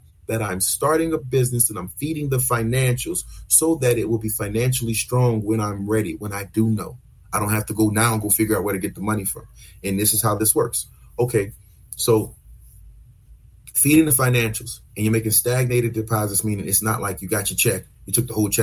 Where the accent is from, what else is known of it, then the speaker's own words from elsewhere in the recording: New Orleans, Louisiana, United States; We're from the South, from New Orleans, we speak fast